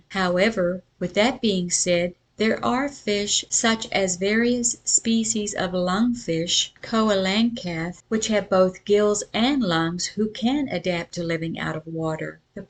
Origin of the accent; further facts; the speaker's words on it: Sioux Falls, South Dakota, United States; born there; also born or lived in Natchitoches, Louisiana; I was born in Sioux Falls, South Dakota, which was already a distance from the culture that my folks were of in Natchitoches, Louisiana.